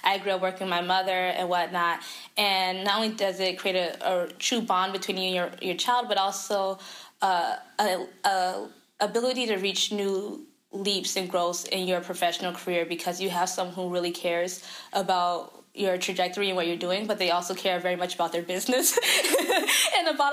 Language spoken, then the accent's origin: English; the South, United States; moved away; I'm a Southerner